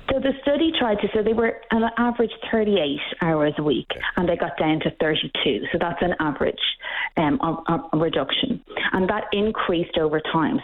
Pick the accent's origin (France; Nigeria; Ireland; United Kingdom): Ireland; now in Canada; We've the same problem in Ireland. You can probably hear from my accent that I'm not Canadian